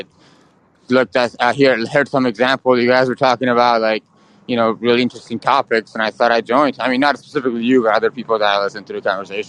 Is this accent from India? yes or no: no; Iran; I'm from Iran